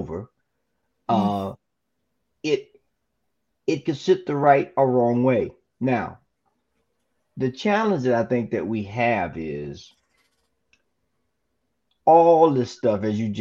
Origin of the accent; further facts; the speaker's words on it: the South, United States; Being born and raised in the South